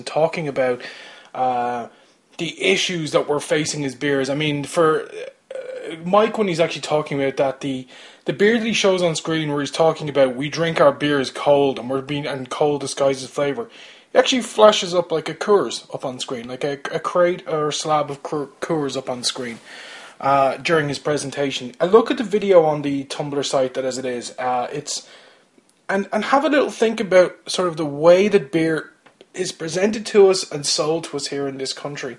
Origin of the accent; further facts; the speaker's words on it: Kildare, Leinster, Ireland; I'm from Kildare